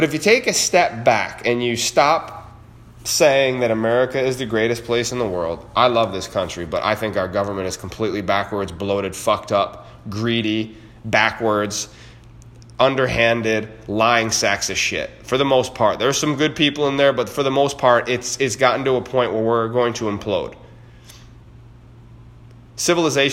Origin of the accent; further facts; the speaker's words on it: New York, United States; In New York State, my home state